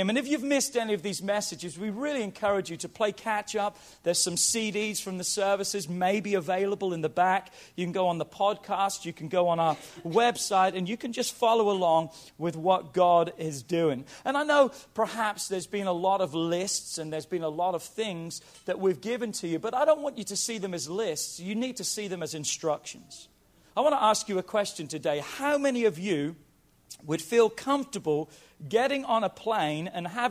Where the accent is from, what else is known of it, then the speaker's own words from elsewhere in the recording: England, United Kingdom; at school, growing up in England, every day we had to stand up and we said the Lord's Prayer